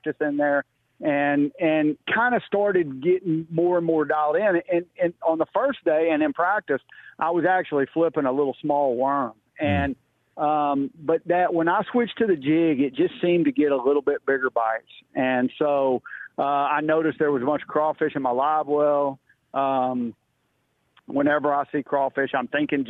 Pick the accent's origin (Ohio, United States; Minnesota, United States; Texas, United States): Texas, United States; I'm actually from Texas and have always been in Texas.